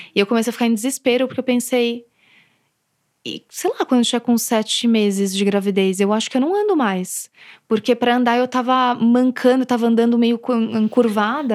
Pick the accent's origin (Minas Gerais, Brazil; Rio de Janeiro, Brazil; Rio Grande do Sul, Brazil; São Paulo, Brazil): São Paulo, Brazil; eu sou daqui de São Paulo